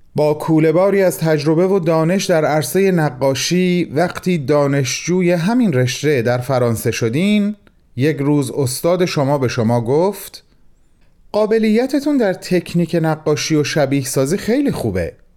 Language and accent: Persian; Mashhad, Razavi Khorasan, Iran; به عنوان یک مشهدی